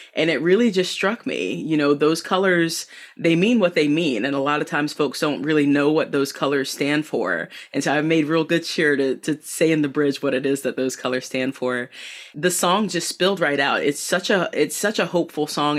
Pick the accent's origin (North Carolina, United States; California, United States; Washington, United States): North Carolina, United States; Southeastern; born or raised there; also born or lived in Boone, North Carolina